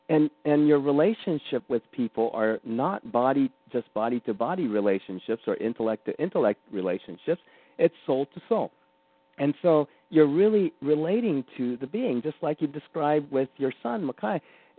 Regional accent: Japan; born there; I'm 100% Japanese. And I was born in Japan.

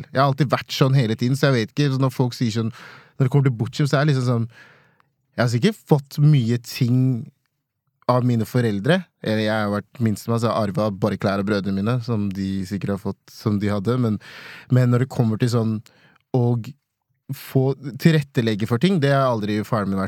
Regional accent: Nigeria; Hun er norsk, og jeg er nigerianer. Jeg kommer fra nigeriansk kultur

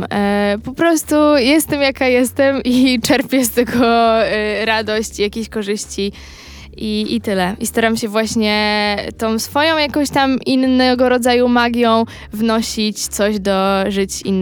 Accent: Milanówek, Masovian Voivodeship, Poland; a ja z tak. Milanówka

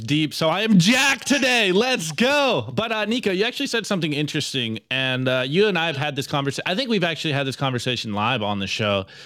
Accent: United States; accent: American; also born or lived in Mexico; I have a good American accent here, so, uh, my Spanish is not the best

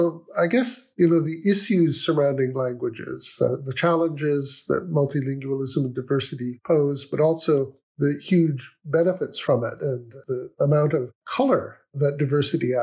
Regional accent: Toronto, Ontario, Canada; I come from Toronto in Canada, which is famously multilingual and multicultural city. And even when I was a boy, which wasn't yesterday, the city was very diverse. And our street that I grew up on was very diverse

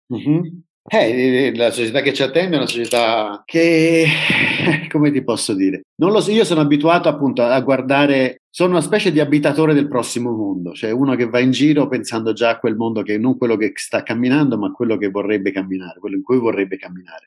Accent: Rome, Lazio, Italy; moved away as an adult; tornare a Roma, tornare in Italia e occuparmi del mio paese

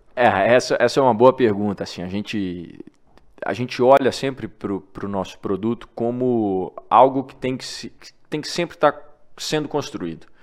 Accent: Divinópolis, Minas Gerais, Brazil; moved away as an adult; now in São Paulo, Brazil; sou de Divinópolis, Minas Gerais, e me mudei para São Paulo quando comecei esse projeto

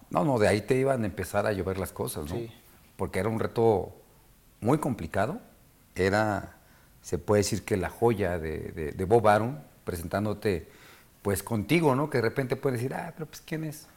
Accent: Mexico; Somos mexicanos y yo crecí

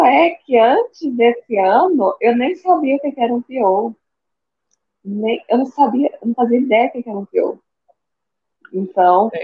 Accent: Goiânia, Goiás, Brazil; eu sou de Goiânia

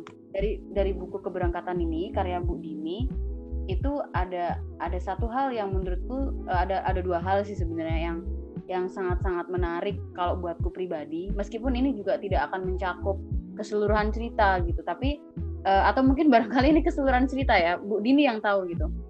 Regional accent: Java, Indonesia; aku Jawa tapi aku bukan kayak Jawa yang kalian kenal

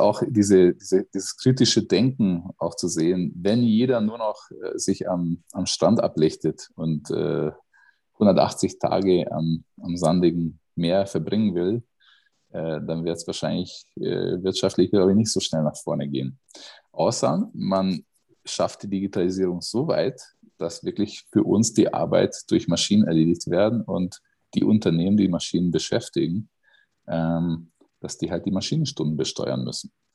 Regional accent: Miskolc, Borsod-Abaúj-Zemplén, Hungary; moved away; aus Mischkolz. Das ist meine Geburtsstadt äh, im, im Osten von Ungarn

